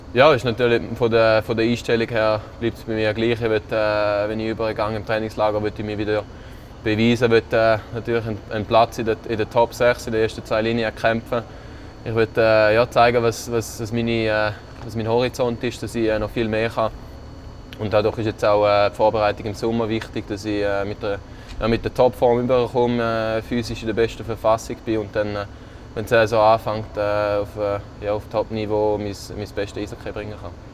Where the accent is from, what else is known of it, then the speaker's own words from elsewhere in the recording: Switzerland; moved away; als, als Schweizer